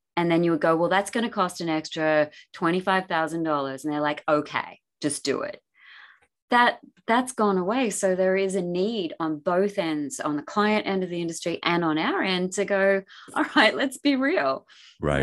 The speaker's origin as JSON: {"language": "English", "country": "Australia", "tie": "born or raised there", "moved": "yes", "said": "I lived in the country back growing up in Australia"}